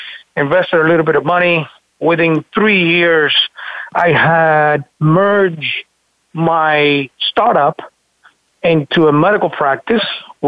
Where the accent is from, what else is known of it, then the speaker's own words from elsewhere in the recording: Florida, United States; Decided to move back to my hometown and where I kind of grew up in South Florida.